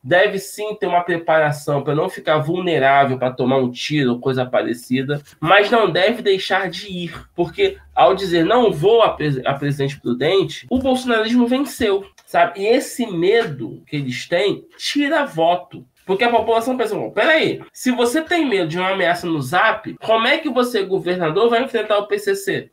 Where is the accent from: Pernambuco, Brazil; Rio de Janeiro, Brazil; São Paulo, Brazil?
Rio de Janeiro, Brazil; Para nós que somos aqui do Estado